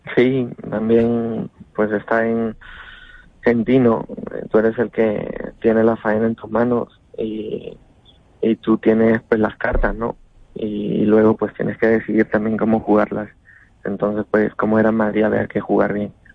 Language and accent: Spanish; Lima, Peru; now in Spain; nacido también en Perú y, y, tenga muchísimo aprecio en mi tierra